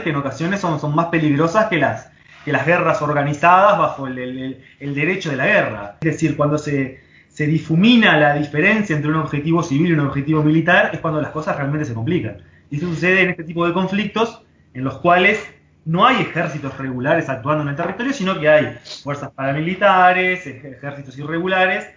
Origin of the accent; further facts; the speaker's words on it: Uruguay; Vamos acá trabajando desde casa, como como muchos uruguayos